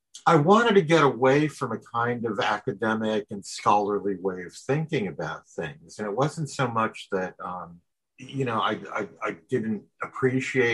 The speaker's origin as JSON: {"language": "English", "town": "Exeter", "region": "Pennsylvania", "country": "United States", "tie": "born or raised there", "said": "I was born in Wyoming Valley in Exeter in 1955. And, you know, went to a parochial school, then went to high school in the Wyoming area."}